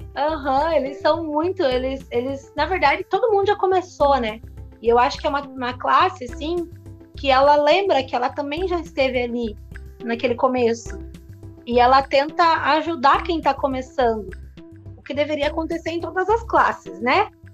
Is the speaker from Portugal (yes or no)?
no; Paranaguá, Paraná, Brazil; also born or lived in Antonina / Guaratuba; now in Pontal do Paraná, Brazil; eu sou de Paranaguá, então eu estudei a vida inteira em Paranaguá